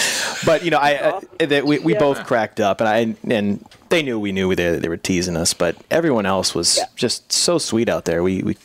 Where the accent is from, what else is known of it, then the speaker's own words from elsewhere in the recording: Los Angeles, California, United States; Oh, we're from Los Angeles.